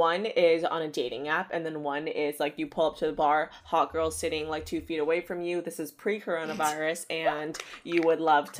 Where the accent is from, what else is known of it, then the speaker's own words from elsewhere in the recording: Texas, United States; I'm from Texas and that to me is the South.